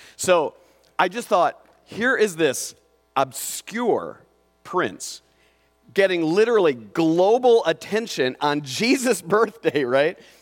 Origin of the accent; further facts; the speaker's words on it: Mitchell County, Iowa, United States; I was born in the Mitchell County Hospital, Mitchell County Memorial Hospital